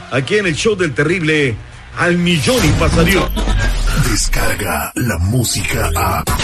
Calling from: California, United States; vengo desde California.

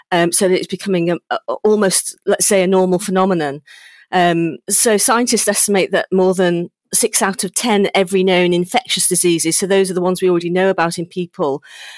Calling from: Chepstow, Wales, United Kingdom; I'm from my home in Chepstow.

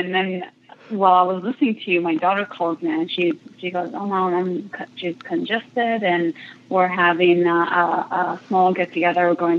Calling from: California, United States; I'm calling from Orange County, California.

